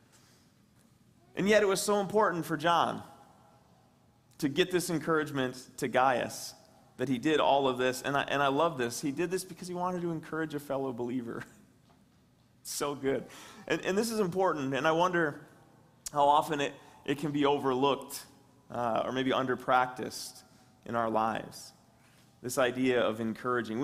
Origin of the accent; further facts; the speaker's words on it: West Branch, United States; moved away; my hometown, West Branch